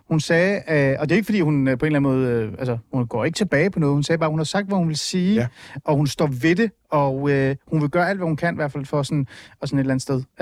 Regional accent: Iran; now in Denmark; Jeg er fra Iran.

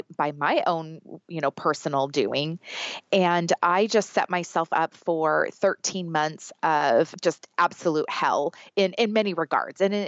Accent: Southern California, United States; I was born and raised in Southern California. I've never lived anywhere else.

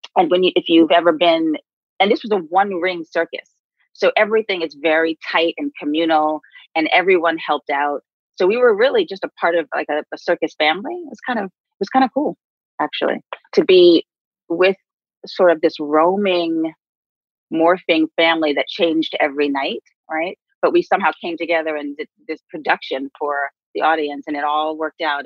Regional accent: New York City, New York, United States; we grew up on the Upper West Side in um, a neighborhood where we were the only Black folks

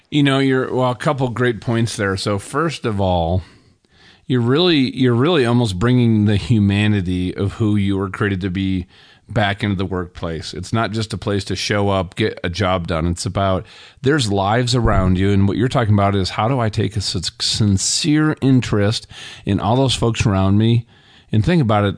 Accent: Burnsville, Minnesota, United States; I grew up in Burnsville, Minnesota.

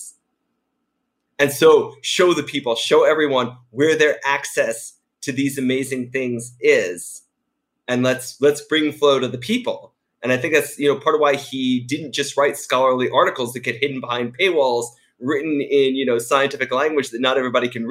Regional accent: outside of New York City, United States; I grew up outside of New York City

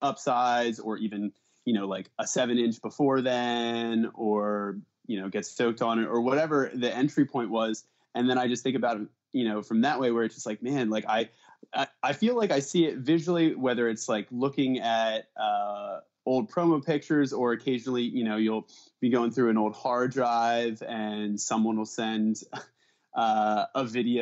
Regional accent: Pennsylvania, United States; No, all of us are born in the Philly area. And I grew up, like Philly suburbs in the Northeast. Montgomery County.

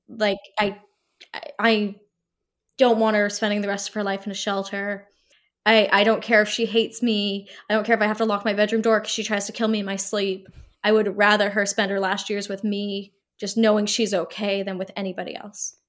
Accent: Halifax, Nova Scotia, Canada; moved away as an adult; also born or lived in Toronto; I had been living in Toronto for three years, so I didn't really know, Halifax had changed so much

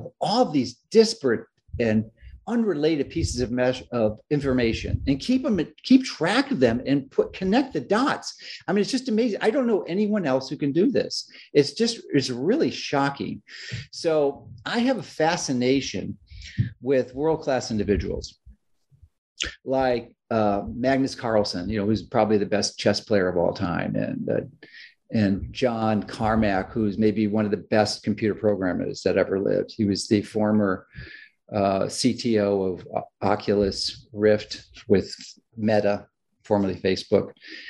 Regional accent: Chicago, Illinois, United States; I grew up in Chicago, and I love Florida beyond what you can possibly imagine.

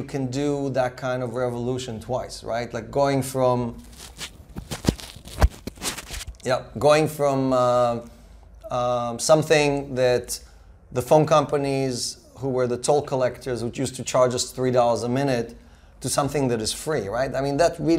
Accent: Israel; English is a second language; moved away as an adult; also born or lived in Russia; now in United States; I was born in communism in Russia and grew up in socialism in Israel and came to America

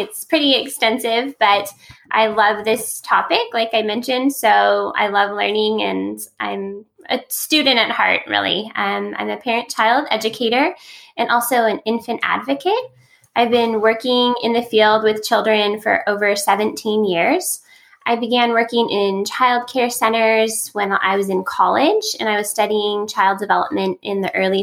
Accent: California, United States; I'm from California

